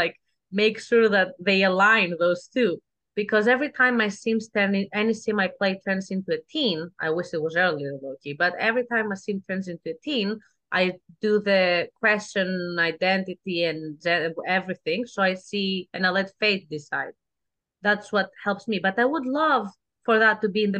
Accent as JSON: {"language": "English", "country": "Greece", "second_language": "English", "moved": "yes", "said": "I am from Greece"}